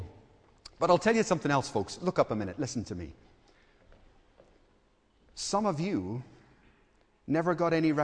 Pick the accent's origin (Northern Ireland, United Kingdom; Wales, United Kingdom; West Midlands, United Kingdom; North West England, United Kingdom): Northern Ireland, United Kingdom; Belfast; I grew up in Belfast, and there was a hotel just a few doors down from us